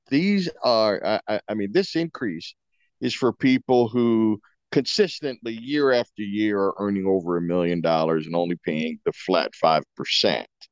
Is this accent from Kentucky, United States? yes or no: yes; Kentucky, United States; now in Massachusetts, United States; I was born and raised in Kentucky